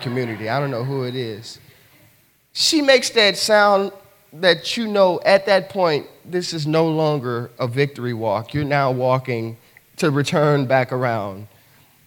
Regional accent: the South, United States; I'm from the South

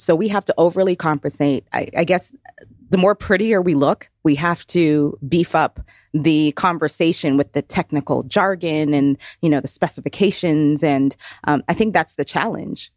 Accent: Toronto, Ontario, Canada; now in Georgia, United States; originally from Toronto, Ontario, moved to Georgia in nineteen ninety-nine

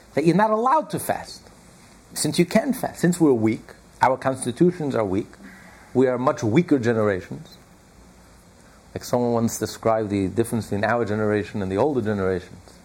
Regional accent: United States; I know we're all American

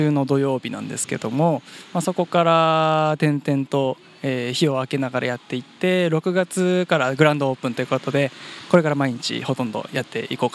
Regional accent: Fukushima, Japan; moved away as an adult; also born or lived in Tochigi; now in Kawagoe, Japan; 私福島県出身なんですけども

